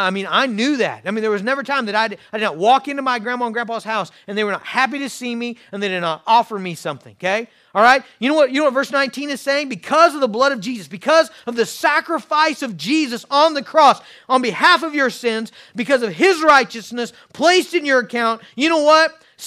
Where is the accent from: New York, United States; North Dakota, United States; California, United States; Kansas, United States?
Kansas, United States; I grew up in Western Kansas on a farm miles from town.